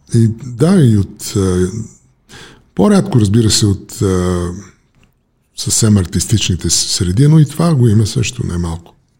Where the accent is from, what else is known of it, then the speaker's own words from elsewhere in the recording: Bulgaria; moved away as an adult; also born or lived in United States; избягах от България